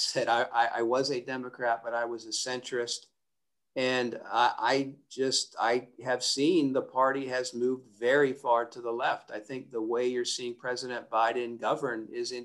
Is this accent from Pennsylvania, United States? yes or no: yes; Pennsylvania, United States; my home state of Pennsylvania